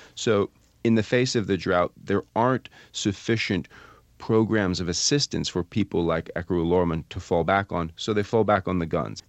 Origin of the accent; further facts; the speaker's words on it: Vermont, United States; I'm from Vermont